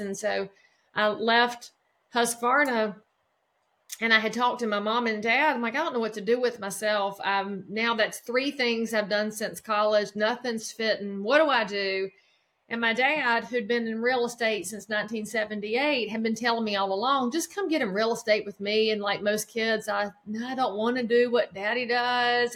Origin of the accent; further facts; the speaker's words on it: just outside of Charlotte, North Carolina, United States; I live right now in the county where I grew up in North Carolina, just outside of Charlotte